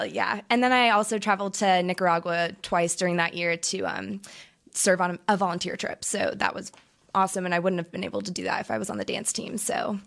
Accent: Orange County, California, United States; I grew up in Orange County, California

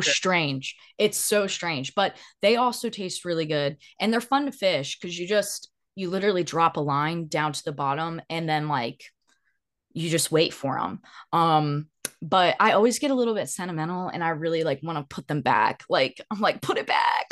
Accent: the South, United States; growing up in the South

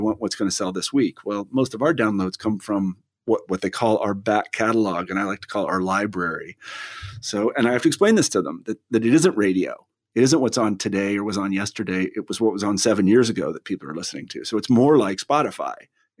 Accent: Kansas, United States; I always think about myself, you know, growing up in Kansas

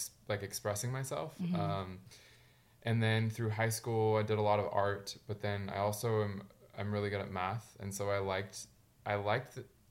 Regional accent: near Sacramento, Northern California, United States; I grew up in California, in Northern California, in a small town kind of outside of Sacramento, which is, if people don't know where that is, it's kind of an hour drive from San Francisco.

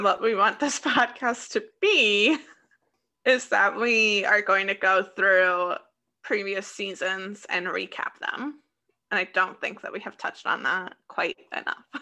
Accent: Des Moines, Iowa, United States; accent: Des Moines, Iowa; Midwest; my Des Moines, Iowa accent just really comes

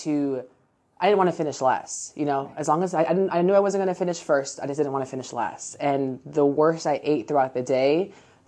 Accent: Orlando, Florida, United States; moved away as an adult; now in Jacksonville, United States; before we moved to Jacksonville, because we're from Orlando originally

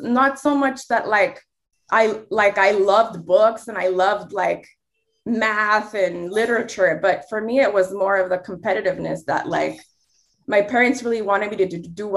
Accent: Los Angeles County, California, United States; I'm a Mexican American, born and raised in Los Angeles County

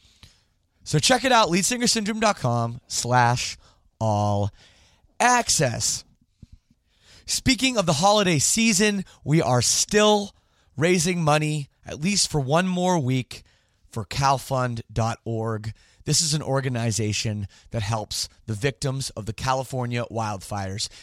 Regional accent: Canada; I'm Canadian

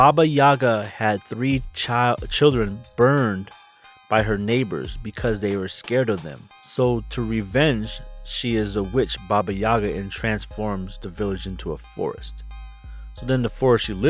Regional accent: Wisconsin, United States; moved away; when I used to live in Wisconsin, little town Wisconsin

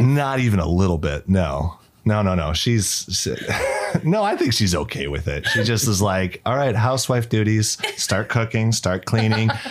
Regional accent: Arizona, United States; moved away as an adult; now in China; I'm from Arizona, the United States. I've been in China for nine, almost ten years now

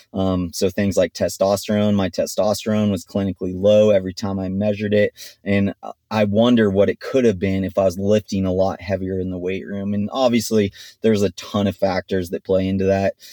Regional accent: Big Bear Lake, California, United States; also born or lived in Stanford / Mammoth Lakes; I grew up in Big Bear Lake at altitude

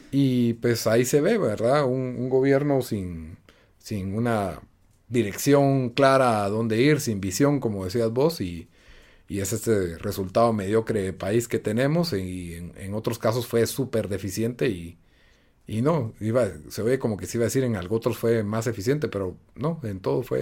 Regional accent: Guatemala; Soy un patriota, soy un defensor de Guatemala.

